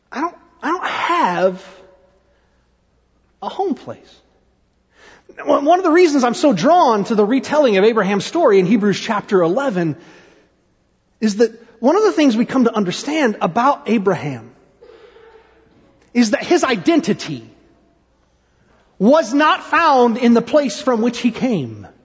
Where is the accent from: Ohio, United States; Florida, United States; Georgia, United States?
Ohio, United States; born there; also born or lived in Indiana / Tennessee / South Carolina; I was born in Ohio. We moved when, when we were in Ohio. Then we moved to Indiana and then to Tennessee and South Carolina and Tennessee.